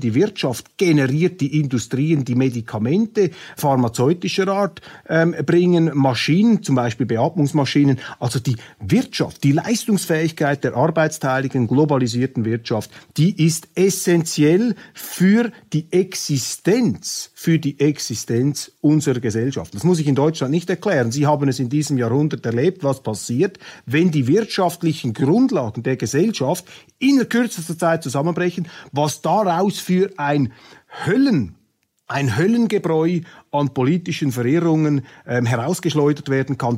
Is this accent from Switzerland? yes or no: yes; Switzerland